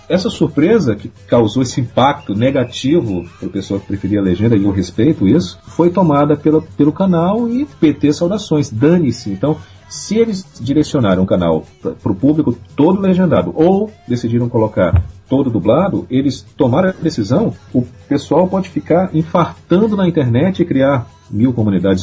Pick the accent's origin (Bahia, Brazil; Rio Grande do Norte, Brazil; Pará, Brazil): Pará, Brazil; Belém; now in Rio de Janeiro, Brazil; Eu, eu não sou carioca, eu sou paraense